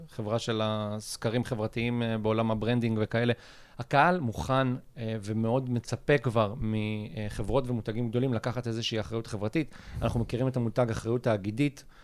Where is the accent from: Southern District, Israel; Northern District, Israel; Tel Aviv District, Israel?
Southern District, Israel; Ashdod; אני מאשדוד